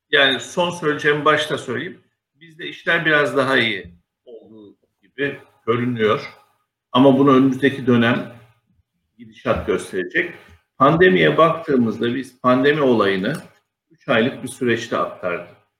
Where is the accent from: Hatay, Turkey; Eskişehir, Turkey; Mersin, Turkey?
Mersin, Turkey; moved away as an adult; now in Istanbul, Turkey; 1966 yılı Mersin'de doğumluyum. Liseyi Mersin'de okudum. Daha sonra İstanbul'a üniversite için geldim.